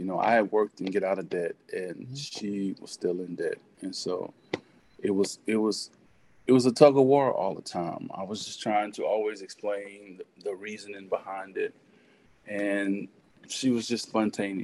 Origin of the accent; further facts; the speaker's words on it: Euless, Texas, United States; I grew up in Euless, which is between Fort Worth and Dallas